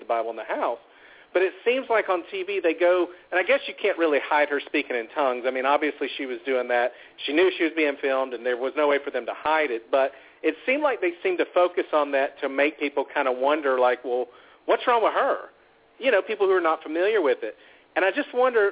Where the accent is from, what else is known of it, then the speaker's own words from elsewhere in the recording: the South, United States; I'm from the South. My family raised me up Pentecostal.